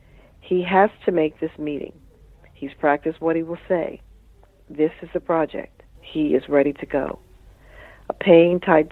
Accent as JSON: {"language": "English", "country": "United States", "tie": "born or raised there", "said": "So I said, well, you know, I'm a writer, and I grew up here in Washington, and the wonderful thing about being a writer is it's taken me all over the world."}